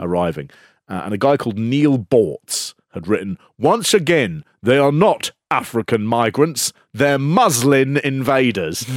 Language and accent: English; London, United Kingdom; I am from North London